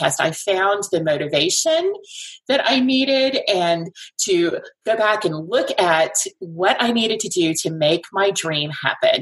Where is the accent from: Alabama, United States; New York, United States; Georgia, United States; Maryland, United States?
Alabama, United States; also born or lived in North Carolina / Decatur, Alabama; I was born and raised in Alabama, lived for about 10 years in North Carolina, and then moved back to Alabama back in 2000